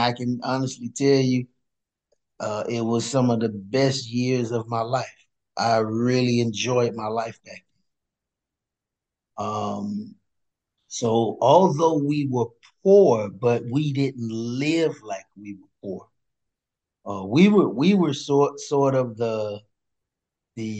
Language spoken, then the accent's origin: English; Miami, Florida, United States; As a kid, I grew up in Liberty City, and I grew up in projects, Liberty City.